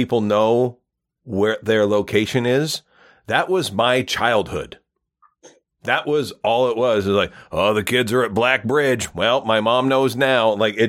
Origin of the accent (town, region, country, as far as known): Gananoque, Ontario, Canada; born or raised there; also born or lived in Kingston / Hinton, Alberta